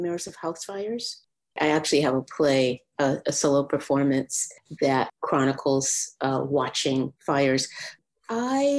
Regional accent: Boston, Massachusetts, United States; I grew up in Dorchester, Massachusetts. It's right in the city of Boston

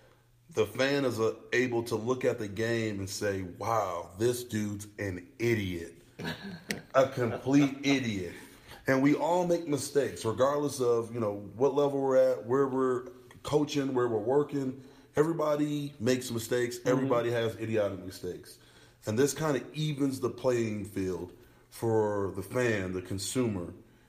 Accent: Buffalo, New York, United States; now in Colorado, United States; I'm a Buffalo native, mm-hmm. the only fan I've ever been of a football team outside of the Broncos, obviously growing up in Buffalo

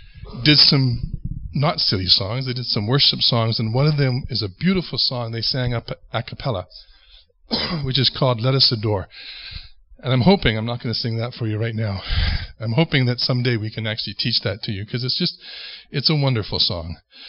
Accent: Ontario, Canada; moved away as an adult; now in Western Canada; It was the first time that I came out from Ontario, came out west, and served at Crows Nest Lake Bible Camp for the summer when I was just 18.

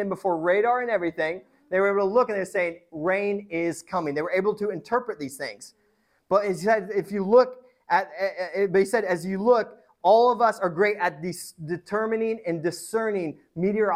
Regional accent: Midwest, United States; now in West Coast, United States; I am a West Coast person now, but I grew up in the Midwest

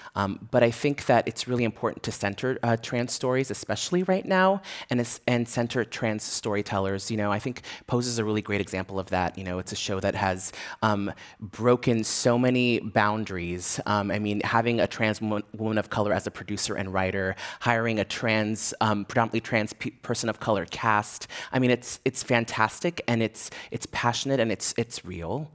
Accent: San Francisco, California, United States; I grew up here in San Francisco, so I feel very rooted here

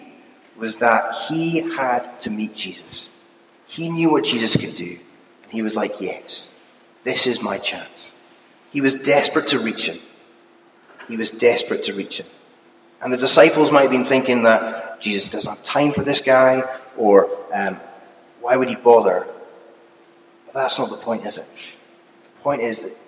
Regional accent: United Kingdom; as being British

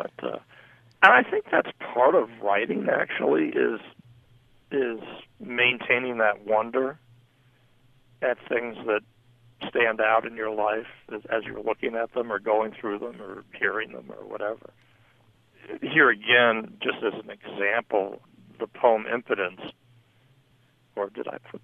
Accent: New York, United States; also born or lived in Jacksonville, Florida; now in Los Angeles, United States; growing up in New York

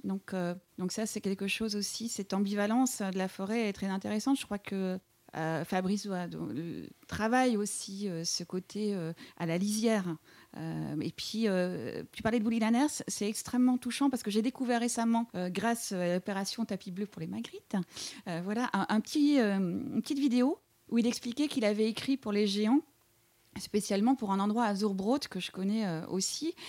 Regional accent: East Cantons, near Eupen, Wallonia, Belgium; moved away as an adult; also born or lived in Liège, Belgium / Montreal, Canada / Paris, France; j'ai grandi euh, tout à l'est de la Belgique, voilà, dans une région qu'on appelle les cantons de l'Est ou la Belgique germanophone, tout près d'Eupen

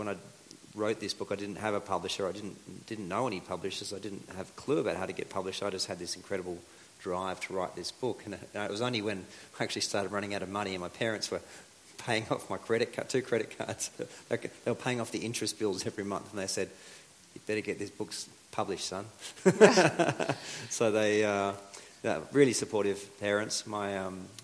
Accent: Australia; first language English; moved away as an adult; also born or lived in Bolivia / Colombia; we're Aussies, we're, you know, pretty sociable people in general

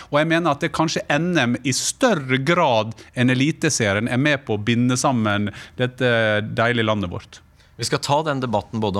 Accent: Gursken, Møre og Romsdal, Norway; Der jeg kommer fra, Gursken

